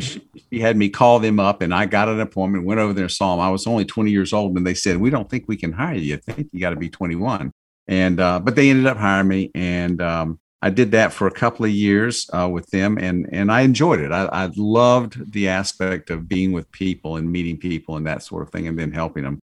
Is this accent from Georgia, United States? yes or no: yes; Georgia, United States; we're from Georgia